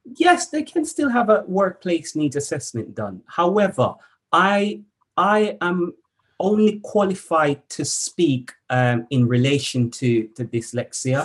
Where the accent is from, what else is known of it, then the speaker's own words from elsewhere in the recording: Jamaica; moved away as an adult; So I, I was born in Jamaica mm. um, and I was educated um, in my early early years, I would say. I spent most of my teenage years in Jamaica